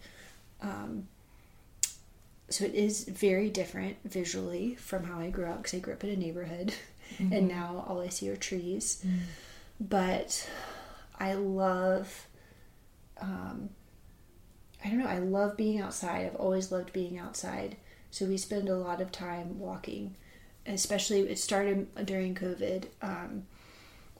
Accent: Columbia, South Carolina, United States; also born or lived in Arlington, Virginia / Mississippi; now in Ackerman, Mississippi, United States; I grew up in Columbia, South Carolina

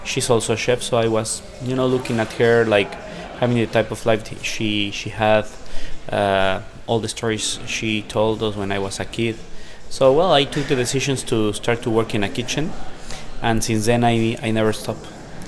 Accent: Mexico City, Mexico; I'm from Mexico City.

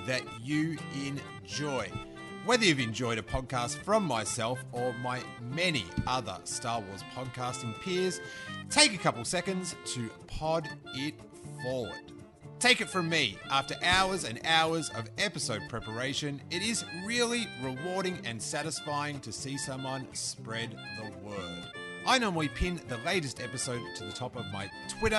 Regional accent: Australia; accent: Australian; my Australian accent

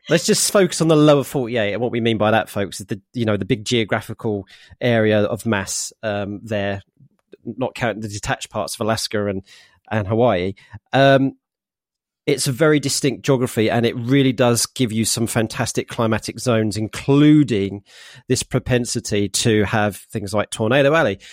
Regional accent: United Kingdom; also born or lived in Norfolk; I am British

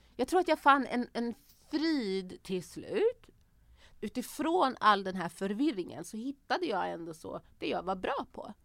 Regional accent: Örebro, Örebro County, Sweden; moved away as an adult; also born or lived in Banjul, Gambia; now in Stockholm, Sweden; jag är uppväxt i Örebro, i Vivalla

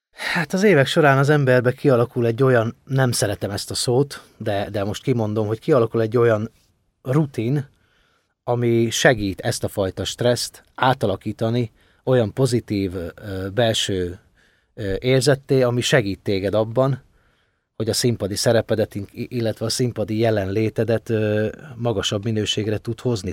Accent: home in Ukraine, Transcarpathia, Zakarpattia Oblast, Ukraine; now in Hungary

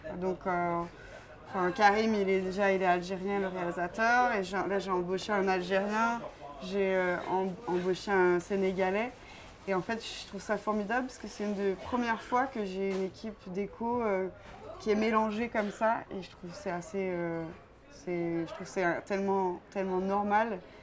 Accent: Quebec, Canada; moved away as an adult; now in France; je suis originaire du Québec

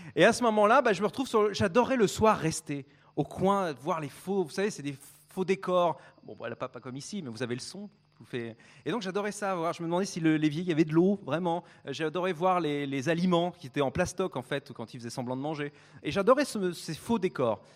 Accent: France; je suis français

